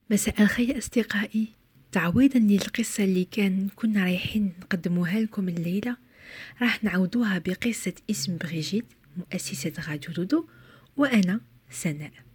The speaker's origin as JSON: {"language": "Arabic", "country": "Algeria", "said": "في بلدي الجزائر"}